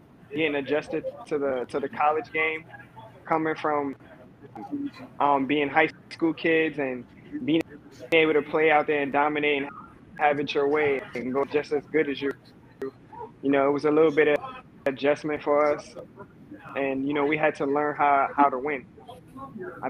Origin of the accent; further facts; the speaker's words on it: New York City, New York, United States; I grew up in South Bronx, High Bridge section of the Bronx